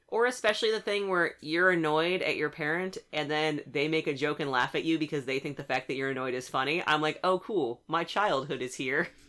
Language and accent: English; West Coast, United States; I am from the West Coast